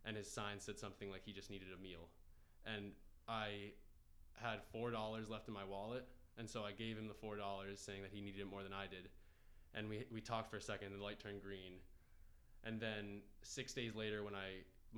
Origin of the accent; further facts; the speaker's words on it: Massachusetts, United States; growing up in Massachusetts